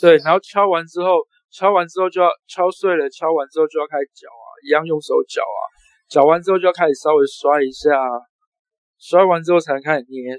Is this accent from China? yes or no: yes; Shanghai, China; 我们上海人就直接是叫鱼圆